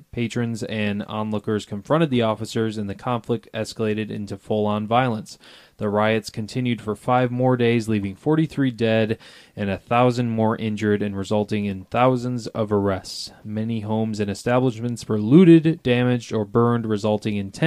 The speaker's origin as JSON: {"language": "English", "town": "Detroit", "region": "Michigan", "country": "United States", "tie": "born or raised there", "said": "growing up in Detroit, obviously heard stories from my grandparents and my parents"}